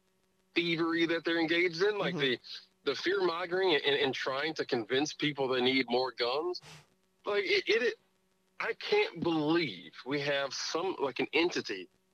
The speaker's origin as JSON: {"language": "English", "country": "United States", "said": "I love being American."}